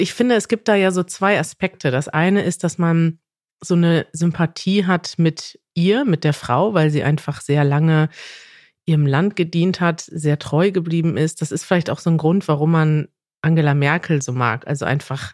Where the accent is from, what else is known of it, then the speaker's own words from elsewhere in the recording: Germany; als Deutsche